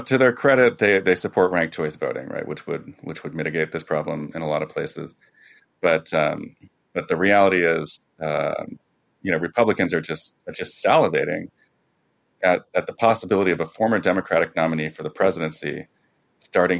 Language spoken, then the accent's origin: English; New Jersey, United States; I'm from New Jersey, so she was my governor for a while